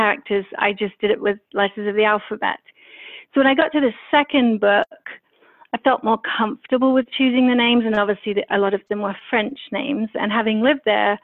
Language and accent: English; London, United Kingdom; also born or lived in Paris; London obviously being my hometown